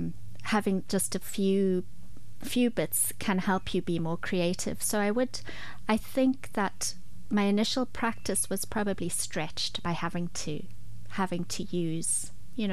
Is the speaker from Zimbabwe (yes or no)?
yes; Zimbabwe; accent: Zimbabwean twang; moved away as an adult; now in Ireland; I was born in Zimbabwe. And when we had to leave because of political trouble